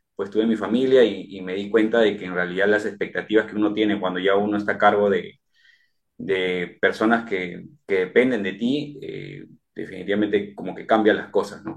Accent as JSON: {"language": "Spanish", "town": "Chincha Alta", "region": "Ica", "country": "Peru", "moved": "yes", "lives_now": "Lima, Peru", "said": "Yo soy de provincia, eh, estoy, eh, yo soy de Chincha y vengo acá a Lima"}